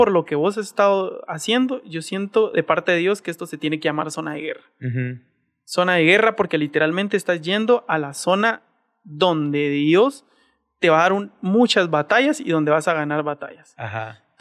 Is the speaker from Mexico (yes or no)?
no; Colombia; que intensificar en mi país. Y entonces allá en Colombia siempre ha sido como una formación